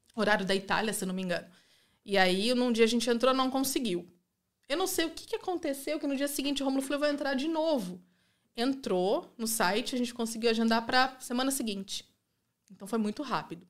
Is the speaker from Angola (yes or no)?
no; Rio Claro, São Paulo, Brazil; moved away as an adult; now in Italy; Eu nascida e criada ali